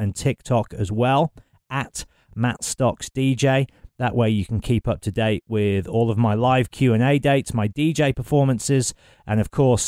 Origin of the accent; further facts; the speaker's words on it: Solihull, West Midlands, United Kingdom; I'm from Solihull. So I've spent my whole life in and around Birmingham